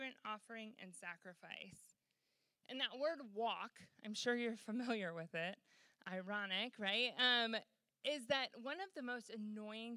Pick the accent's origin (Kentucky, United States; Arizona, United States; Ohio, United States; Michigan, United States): Michigan, United States; moved away; I'm from Michigan originally